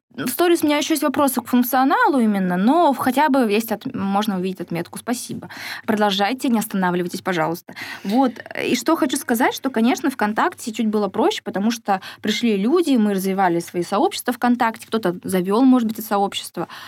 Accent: Siberia, Russia; now in Surgut, Russia; Сибирячка, провинциалка

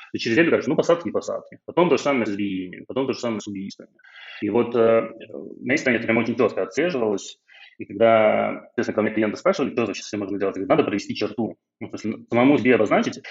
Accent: Belarus; moved away as an adult; now in Georgia; я белорус

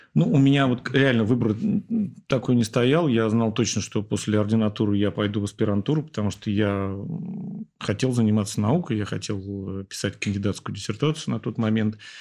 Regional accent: Moscow, Russia; я уехал из Ясни и вернулся потом работать в Ясине

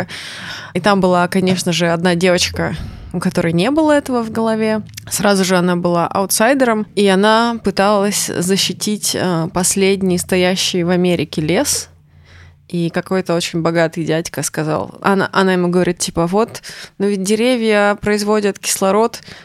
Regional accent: Chelyabinsk Oblast, Russia; also born or lived in Nizhnevartovsk, Khanty-Mansi Autonomous Okrug / United States; я выросла в Челябинске, и можно сказать, что все мое такое становление со школьного возраста произошло там.

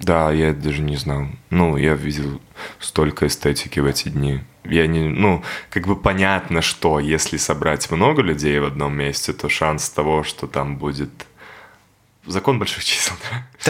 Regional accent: Babruysk, Mogilev Region, Belarus; moved away; also born or lived in Minsk; я родился в Бобруйске

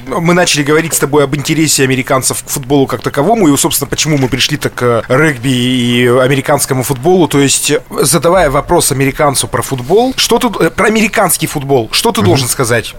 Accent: Yekaterinburg, Sverdlovsk Oblast, Russia

